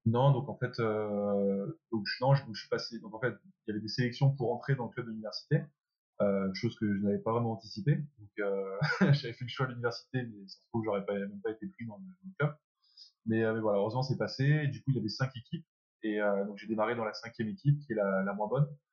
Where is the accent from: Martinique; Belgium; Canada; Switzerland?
Belgium; moved away as an adult; also born or lived in France / England; je suis français. Je suis arrivé en Belgique à l'âge de 3 ans